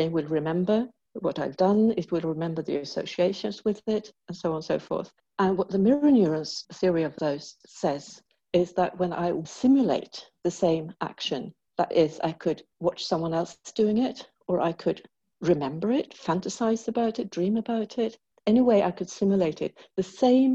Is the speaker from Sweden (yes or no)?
yes; Sweden; also born or lived in England; I'm from Sweden.